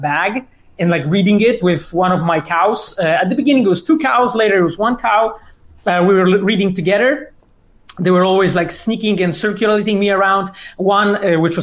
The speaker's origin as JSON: {"language": "English", "country": "Poland", "tie": "born or raised there", "said": "I was born in Polish mountains."}